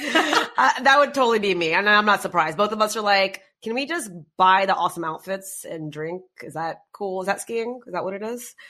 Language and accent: English; United States; We grew up here